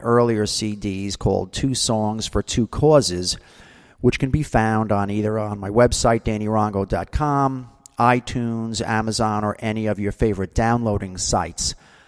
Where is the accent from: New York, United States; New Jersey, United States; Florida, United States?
New Jersey, United States; Now, I remember as a kid growing up in New Jersey, let's say that's, you know, the 60s through the 80s, we had distinct seasons.